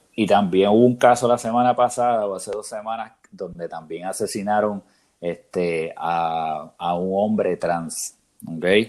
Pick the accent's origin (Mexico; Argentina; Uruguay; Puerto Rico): Puerto Rico; como puertorriqueños, de lo que somos